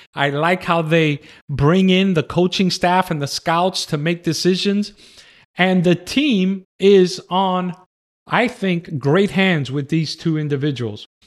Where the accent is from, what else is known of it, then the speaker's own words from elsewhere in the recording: New York City, New York, United States; also born or lived in Manhattan; now in Texas, United States; I was born in Manhattan, raised in the Bronx, but I'm living in cowboy country. I'm living in Texas.